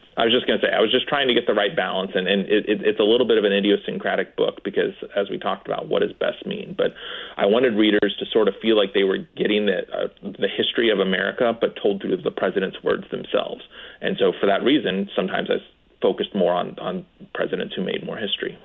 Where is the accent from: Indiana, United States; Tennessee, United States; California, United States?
Indiana, United States; Dillsboro; also born or lived in Evansville, Indiana / New Haven, Connecticut; now in Bloomington, United States; I am from a small town um, called Dillsboro, Indiana, in the southern part of Indiana